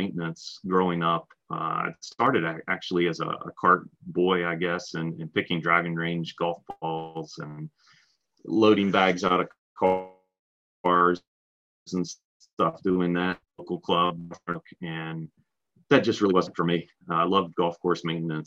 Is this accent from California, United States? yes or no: no; north of Roanoke, Virginia, United States; So I grew up north of Roanoke, about 15 to 20 minutes, maybe a little more north of Roanoke.